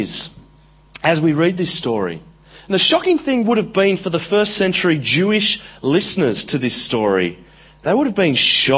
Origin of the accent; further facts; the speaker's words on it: Central Coast, New South Wales, Australia; I grew up in Australia. I grew up on the Central Coast, which is a very Anglo place